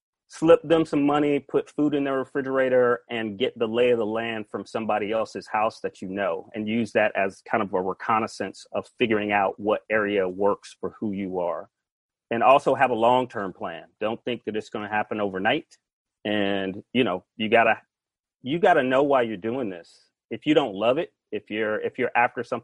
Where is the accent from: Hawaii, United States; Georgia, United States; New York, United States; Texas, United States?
Georgia, United States; Atlanta; moved away as an adult; now in California, United States; I am from Atlanta, Georgia